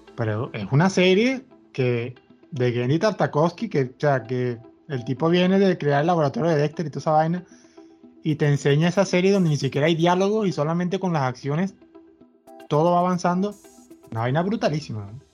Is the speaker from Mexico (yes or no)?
no; Venezuela; todos somos venezolanos